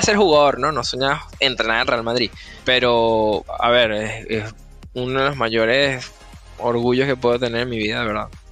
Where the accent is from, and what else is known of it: Venezuela; moved away as an adult; now in United States